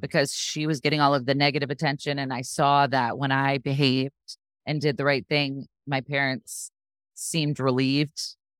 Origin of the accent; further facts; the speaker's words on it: Sarasota, Florida, United States; also born or lived in New Jersey; I was born in New Jersey, but I moved to Sarasota when I was really young, so I consider myself from here. That's where I am still, here in Sarasota.